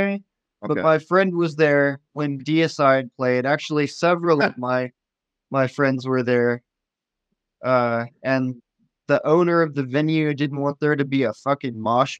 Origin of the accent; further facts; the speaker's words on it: Augusta, Kansas, United States; but that's just because I live in a bigger city. And Wichita is more progressive than where I grew up.